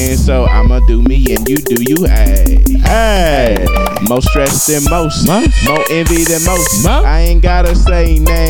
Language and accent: English; Midwest, United States; now in the South, United States; so I'm from the Midwest. You know, so I'm down here in the South